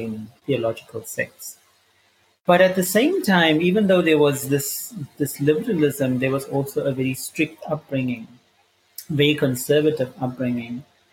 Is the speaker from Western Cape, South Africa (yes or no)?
yes; Cape Town, Western Cape, South Africa; I grew up in Cape Town